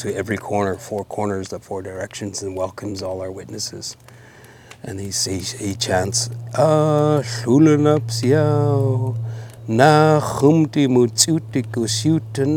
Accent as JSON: {"language": "English", "town": "North Vancouver", "region": "British Columbia", "country": "Canada", "also_born_or_lived": "Bella Coola, Canada", "said": "I come from Nuhok Belakula and Tslewatu Burrard here in North Vancouver"}